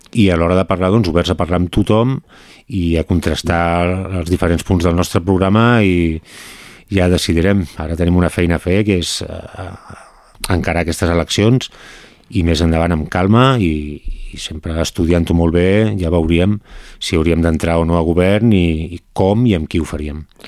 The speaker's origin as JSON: {"language": "Catalan", "town": "Montmeló", "region": "Catalonia", "country": "Spain", "tie": "born or raised there", "said": "jo he nascut aquí, he crescut, he crescut aquí a, a Montmeló"}